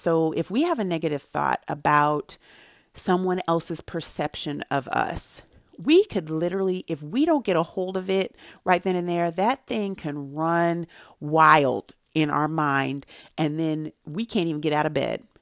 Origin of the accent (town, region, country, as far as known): Santa Barbara, California, United States; born or raised there